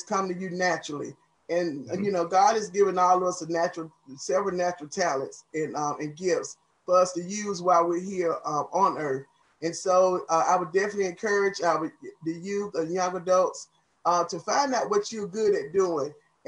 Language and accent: English; Atlanta, Georgia, United States; also born or lived in Clayton County, Georgia; I was born and raised in Southeast Atlanta